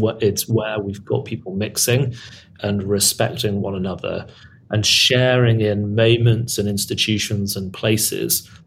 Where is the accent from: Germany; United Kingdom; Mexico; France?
United Kingdom; Birmingham, West Midlands; I'm from Birmingham